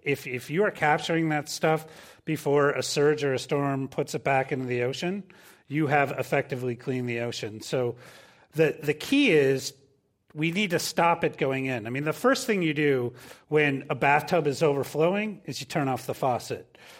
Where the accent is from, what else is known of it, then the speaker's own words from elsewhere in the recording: Minnesota, United States; moved away; I'm originally from Minnesota, and I grew up sailing. We have ten thousand lakes there.